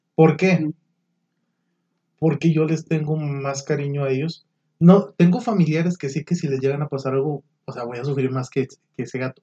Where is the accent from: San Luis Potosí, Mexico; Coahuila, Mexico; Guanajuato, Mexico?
Coahuila, Mexico; Monclova; moved away as an adult; now in Saltillo, Mexico; yo soy de Monclova, tengo aquí ya siete años aquí en Saltillo